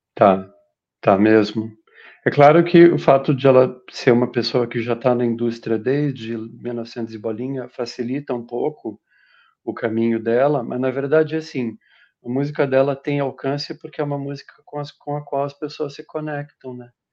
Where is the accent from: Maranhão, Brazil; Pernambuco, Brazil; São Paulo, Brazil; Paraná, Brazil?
Paraná, Brazil; Curitiba; Eu nasci em Curitiba